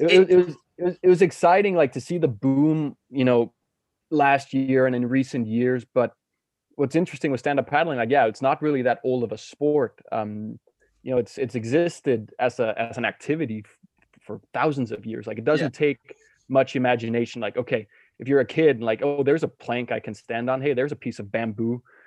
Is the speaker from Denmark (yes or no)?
yes; Denmark; I'm born and raised in Denmark, where um, I grew up as a kid on the west coast of Jutland